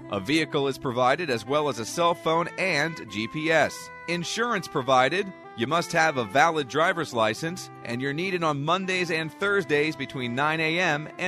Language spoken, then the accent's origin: English; Hamburg, Pennsylvania, United States; I am a new intern here at the VRC. I am from Hamburg, Pennsylvania, born and raised here all my life.